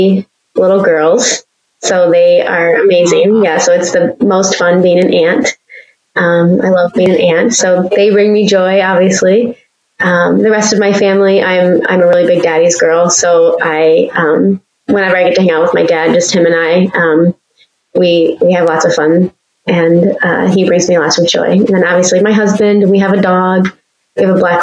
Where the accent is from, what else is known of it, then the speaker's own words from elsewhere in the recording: Michigan, United States; also born or lived in Petersburg, Virginia; growing up in Michigan, my grandparents lived up north, not the UP, but north.